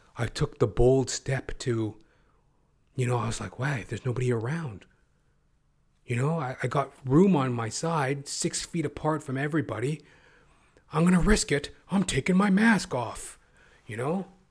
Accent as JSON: {"language": "English", "country": "Canada", "said": "I'm not an American, by the way. I'm a Canuck."}